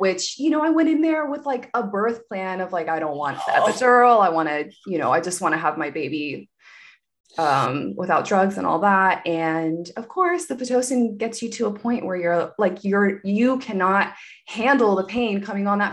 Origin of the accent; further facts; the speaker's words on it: Wilmington, North Carolina, United States; moved away as an adult; also born or lived in Seattle, Washington; now in Los Angeles, United States; moving back to Wilmington, my hometown, with my parents